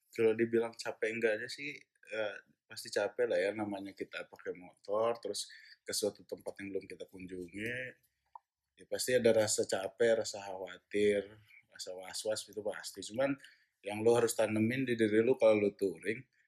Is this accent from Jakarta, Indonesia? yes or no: yes; Jakarta, Indonesia; gue kan besar di Jakarta